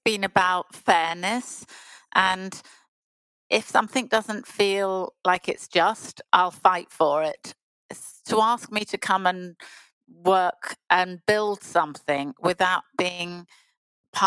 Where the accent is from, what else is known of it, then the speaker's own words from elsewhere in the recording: Bournemouth, South West England, United Kingdom; moved away as an adult; I come from Bournemouth.